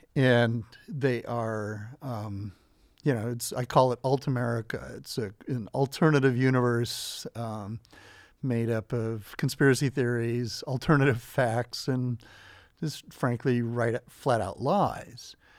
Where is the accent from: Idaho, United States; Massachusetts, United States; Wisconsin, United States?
Idaho, United States; Southern; I grew up in Southern Idaho